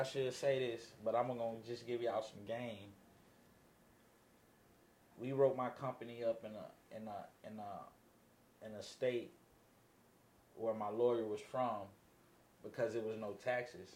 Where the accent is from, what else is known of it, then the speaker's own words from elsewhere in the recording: Los Angeles, California, United States; I grew up in Los Angeles, California